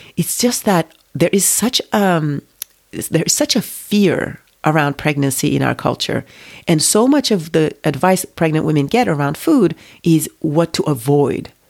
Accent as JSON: {"language": "English", "country": "Turkey", "tie": "born or raised there", "also_born_or_lived": "United States", "moved": "as an adult", "said": "I grew up in Turkey, it's a very nationalistic country"}